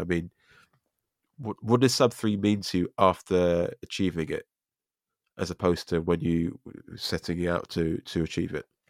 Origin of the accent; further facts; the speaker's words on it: London, United Kingdom; as a Londoner